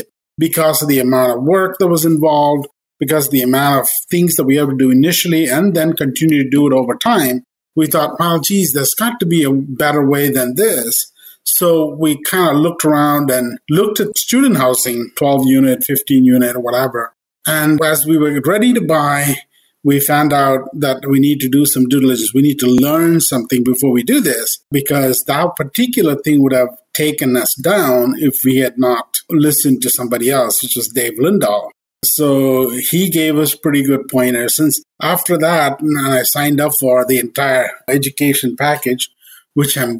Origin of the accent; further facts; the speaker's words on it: India; moved away as an adult; I came from India with the master's, and I came here to do my master's